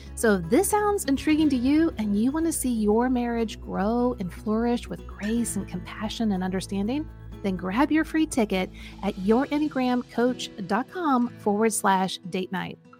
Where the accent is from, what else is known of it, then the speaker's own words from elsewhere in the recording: Kansas, United States; my home state of Kansas